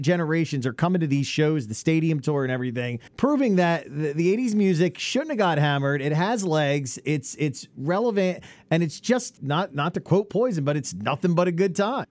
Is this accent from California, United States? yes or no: no; New Jersey, United States; I grew up in South Jersey my entire life